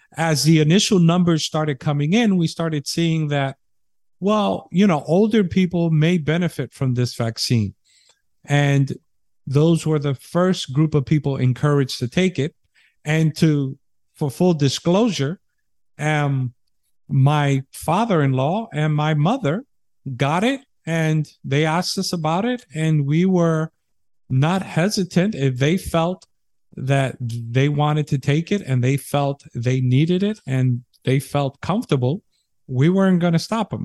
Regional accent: New York City, New York, United States; now in Texas, United States; my home state where I was born in New York City

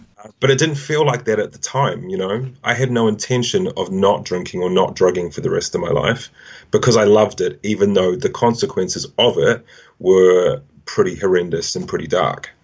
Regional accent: Auckland, New Zealand; moved away as an adult; also born or lived in Wellington, New Zealand; now in London, United Kingdom; I grew up in Auckland originally, which is the biggest city in New Zealand

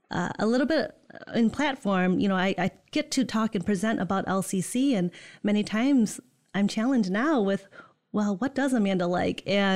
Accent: Netherlands; now in East Lansing, United States; born and raised in Holland. Right now I'm from the East Lansing area. I live there.

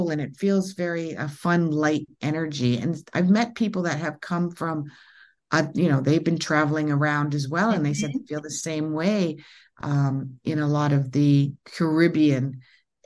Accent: Ontario, Canada; I'm from Canada. And in Ontario

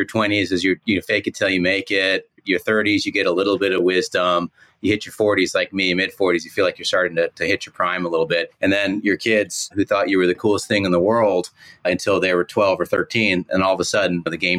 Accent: Northern California, United States; born or raised there

